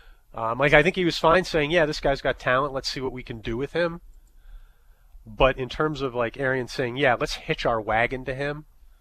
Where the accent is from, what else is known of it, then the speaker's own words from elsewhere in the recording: New York, United States; I'm a New Yorker